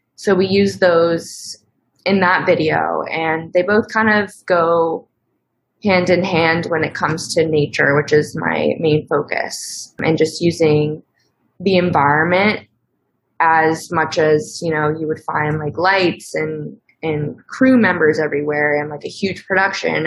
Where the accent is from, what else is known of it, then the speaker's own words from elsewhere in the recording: Connecticut, United States; I am from Connecticut, a small town in Connecticut.